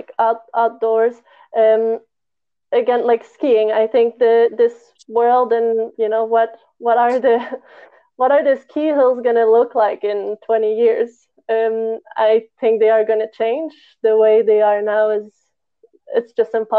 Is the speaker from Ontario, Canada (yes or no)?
no; Montreal, Quebec, Canada; moved away as an adult; now in Barcelona, Spain; I'm from Montreal, I lived there my whole life, or at least around on the South Shore, close enough.